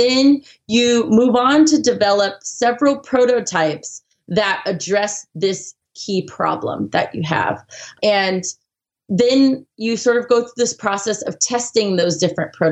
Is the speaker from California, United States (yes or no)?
yes; Southern California, United States; I grew up in SoCal